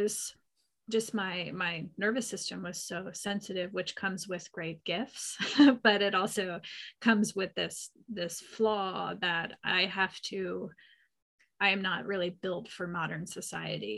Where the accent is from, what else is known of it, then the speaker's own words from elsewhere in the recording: Pennsylvania, United States; now in Northern California, United States; I grew up in Pennsylvania